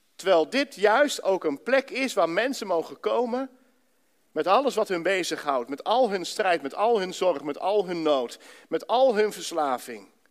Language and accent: Dutch; Ermelo, Gelderland, Netherlands; moved away as an adult; now in Enschede, Netherlands; Daarvoor heb ik in Ermelo gewoond, zo'n beetje mijn hele leven